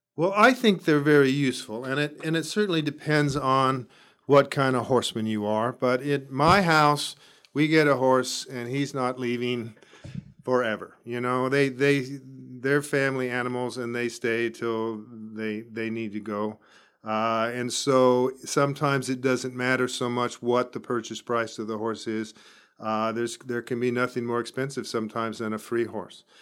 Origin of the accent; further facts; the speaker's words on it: Escondido, California, United States; moved away as an adult; also born or lived in Arizona / Davis, California; now in Bakersfield, United States; I grew up in Escondido, northern San Diego County, and went to Arizona when I was eighteen